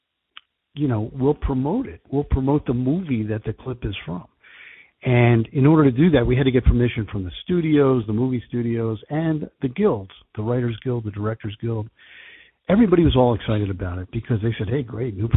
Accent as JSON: {"language": "English", "region": "New Jersey", "country": "United States", "said": "I am from New Jersey"}